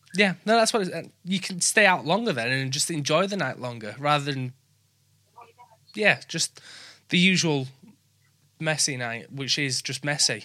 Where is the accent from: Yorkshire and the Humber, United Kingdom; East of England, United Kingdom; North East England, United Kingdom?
Yorkshire and the Humber, United Kingdom; accent: Yorkshire; Yorkshire people, where we just talk normal